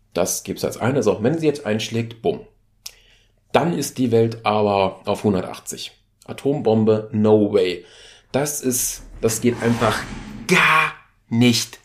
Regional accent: Germany; bei uns in Deutschland

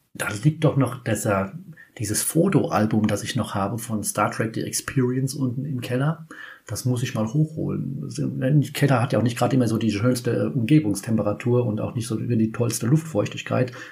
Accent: Kaiserslautern, Rhineland-Palatinate, Germany; ich komme aus Kaiserslautern.

